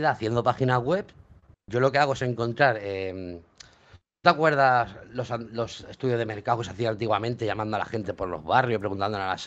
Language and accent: Spanish; L'Hospitalet de Llobregat, Catalonia, Spain; Hospitalet, de Llobregat. Yo digo catalán pa, porque somos de Cataluña